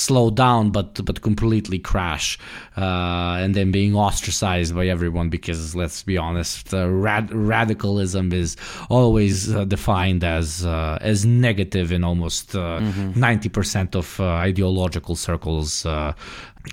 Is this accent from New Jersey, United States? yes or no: yes; New Jersey, United States; I'm literally from New Jersey